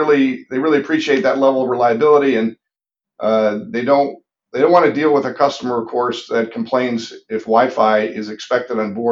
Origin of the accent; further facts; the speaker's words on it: Cleveland, Ohio, United States; moved away as an adult; also born or lived in Indiana / Los Angeles, California; I'm originally from Cleveland, Ohio, and still a Browns fan